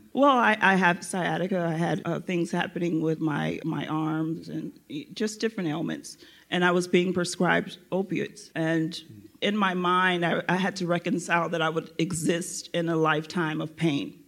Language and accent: English; Florida, United States; moved away as an adult; now in Los Angeles, United States; I'm from Florida